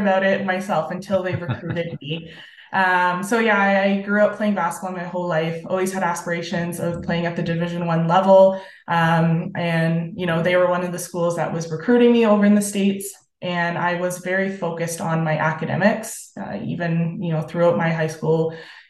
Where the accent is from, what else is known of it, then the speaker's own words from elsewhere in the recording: Sarnia, Ontario, Canada; I am on the board of directors with BGC Sarnia-Lambton, which is my hometown community